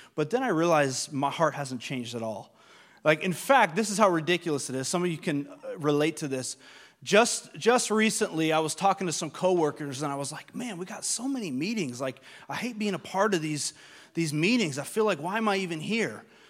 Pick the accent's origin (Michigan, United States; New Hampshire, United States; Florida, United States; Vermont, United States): Vermont, United States; moved away as an adult; also born or lived in Long Island, New York; I'm from Vermont, which is not a very diverse place.